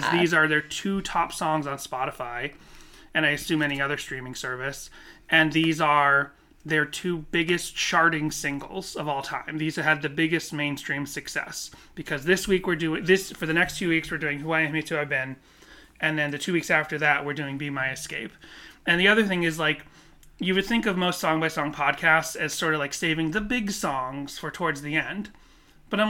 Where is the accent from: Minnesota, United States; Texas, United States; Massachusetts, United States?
Massachusetts, United States; Boston; moved away; I grew up in the Northeast and the Boston area